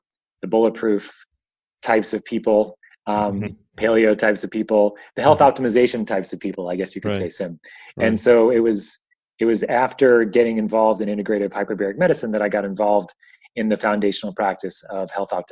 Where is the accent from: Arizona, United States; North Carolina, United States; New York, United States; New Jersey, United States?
New York, United States; Northport; I grew up in New York, Long Island, to be kind of exact, a place called Northport